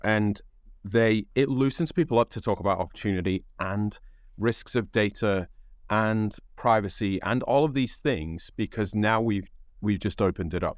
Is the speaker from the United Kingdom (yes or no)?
yes; United Kingdom; accent: British English; now in United States; because I'm an immigrant to the United States, I don't count because I'm British